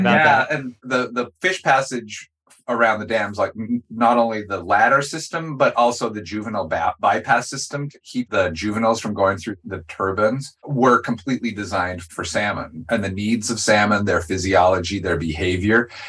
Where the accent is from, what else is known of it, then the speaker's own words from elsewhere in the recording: Nez Perce Reservation, Idaho, United States; I grew up on the Nez Perce Reservation